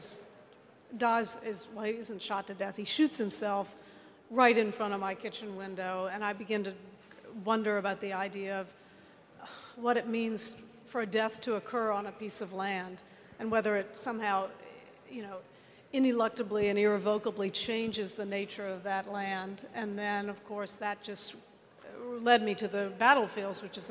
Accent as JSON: {"language": "English", "region": "Virginia", "country": "United States", "said": "I come from Virginia"}